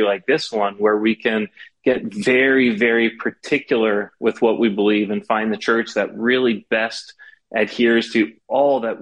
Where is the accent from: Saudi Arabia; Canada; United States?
Canada; Toronto, Ontario; came back to Toronto after some time as committed Presbyterian. So I was raised in the Presbyterian churches